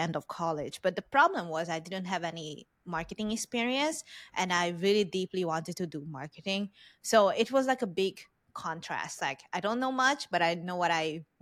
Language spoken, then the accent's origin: English; Hungary; English is a second language; moved away; I'm Hungarian Vietnamese, so I look Vietnamese, but I was born, raised in Hungary, and I learned English as a third or second language